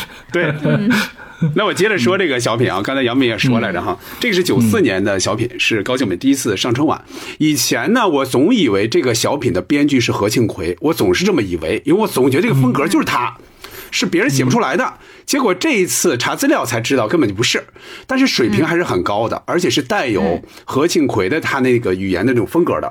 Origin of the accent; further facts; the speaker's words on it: northern China, China; 咱们作为北方人，咱们不存在这个问题